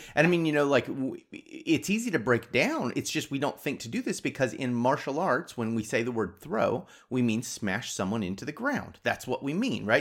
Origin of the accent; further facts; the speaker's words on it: United States; I'm American